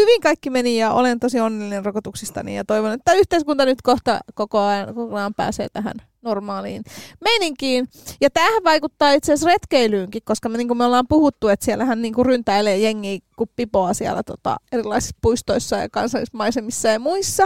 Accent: Helsinki, Uusimaa, Finland; mä oon helsinkiläisenä

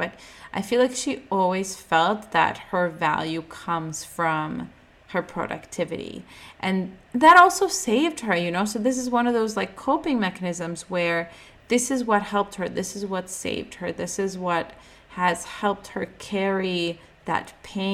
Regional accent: Ukraine; I was born in the Ukrainian hospital

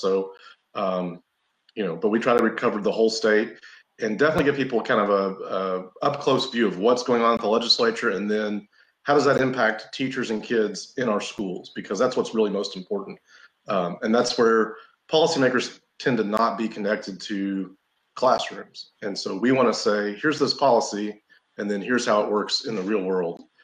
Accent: Kentucky, United States; now in Tennessee, United States; I grew up in Kentucky

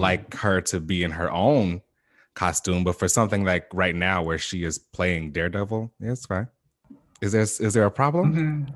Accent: Chicago, Illinois, United States; moved away; I'm from Chicago, like, originally. I grew up

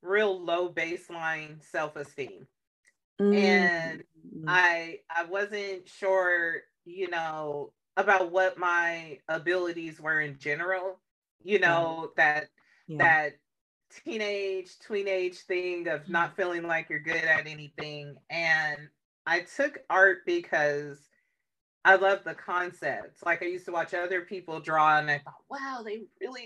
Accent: Bay Point, California, United States; also born or lived in Choctaw Bluff, Alabama; I am from the Bay Area. I grew up in Bay Point.

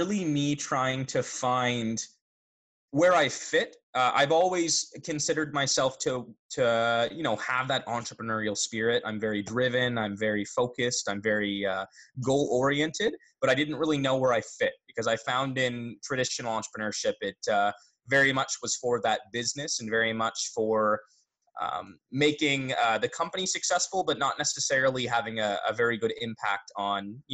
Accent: Barrie, Ontario, Canada; I'm from Barrie, Ontario, so really close to Toronto

